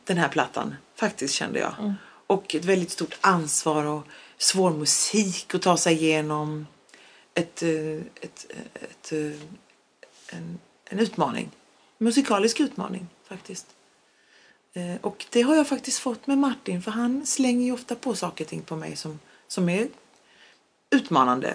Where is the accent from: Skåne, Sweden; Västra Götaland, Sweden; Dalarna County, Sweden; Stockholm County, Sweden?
Skåne, Sweden; first language Polish; Swedish is a second language; also born or lived in Poland; jag är ju född och uppvuxen i Sverige